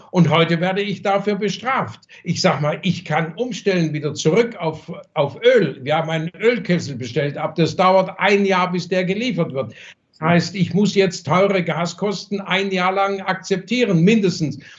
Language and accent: German; Germany; born there; Ich habe hier die Verantwortung, hier bin ich geboren, das ist mein Heimatland und gegenüber meinem Heimatland habe ich auch eine Verantwortung.